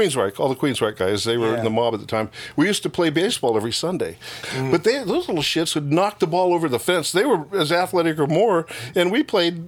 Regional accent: Oregon, United States; moved away; also born or lived in Seattle, Washington; I moved from Seattle to Oregon, where I was born, and a lot of family down there

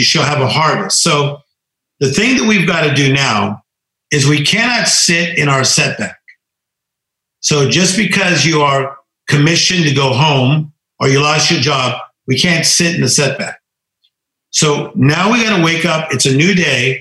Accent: Compton, California, United States; as poor as we were growing up in Compton, California

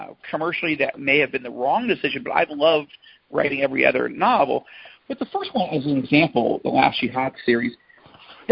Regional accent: Jerusalem, Jerusalem District, Israel; my hometown of Jerusalem

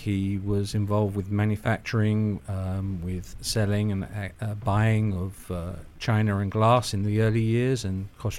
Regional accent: London, United Kingdom; moved away as an adult; now in United States; Originally from London, United Kingdom.

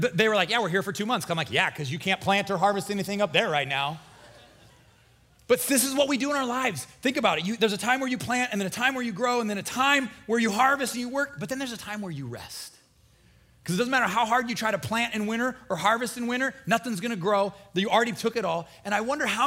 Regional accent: Nebraska, United States; now in Florida, United States; I'm from Nebraska.

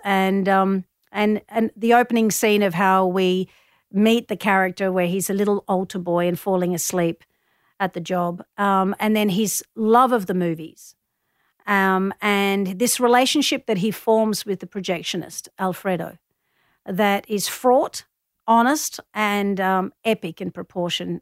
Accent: Melbourne, Victoria, Australia; I grew up in Collingwood

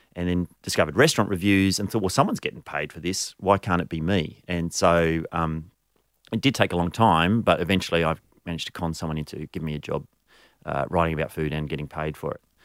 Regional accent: Canberra, Australian Capital Territory, Australia; also born or lived in Abergavenny, Wales; I grew up in Canberra, but I was actually born overseas. So I was born in the U K.

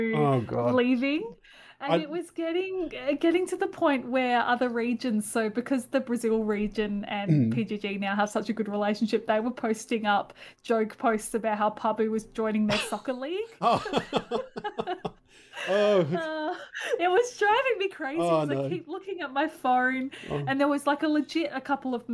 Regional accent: Adelaide, South Australia, Australia; I'm from Adelaide

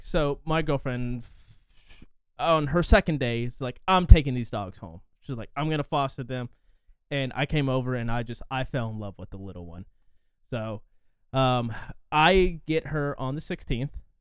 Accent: forty miles west of Indianapolis, United States; I'm, like, forty miles west of it

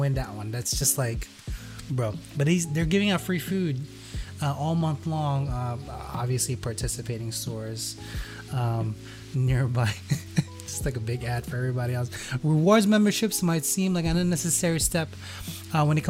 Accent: Hackensack, New Jersey, United States; here in Hackensack, my hometown, this is about 2 minutes away from me

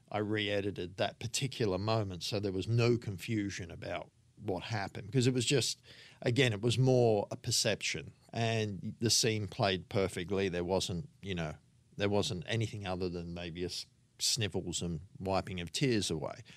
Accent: Sydney, New South Wales, Australia; also born or lived in England; I grew up in Sydney on the northern beaches

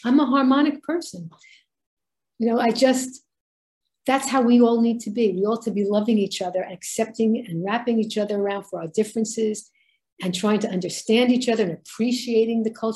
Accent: New York City, New York, United States; growing up in Brooklyn, it was such a melting pot

